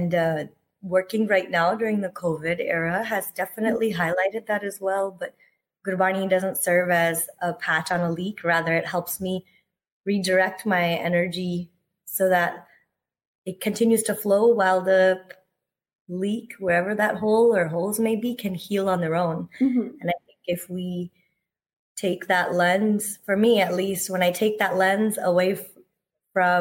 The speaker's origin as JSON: {"language": "English", "country": "United States", "tie": "born or raised there", "said": "a millennial brown kid growing up in the States"}